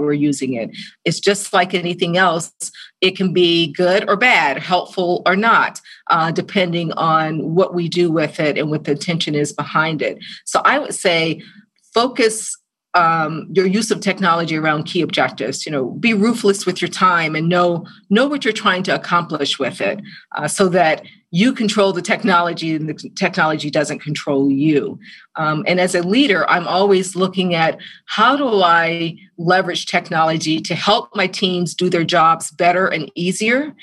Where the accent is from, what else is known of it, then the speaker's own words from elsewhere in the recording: Georgia, United States; growing up in Georgia